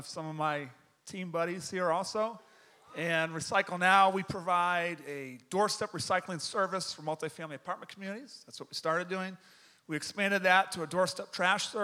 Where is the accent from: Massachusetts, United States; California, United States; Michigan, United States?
Massachusetts, United States; Boston; moved away as an adult; also born or lived in Texas; now in Dallas-Fort Worth, United States; I'm from Boston, Massachusetts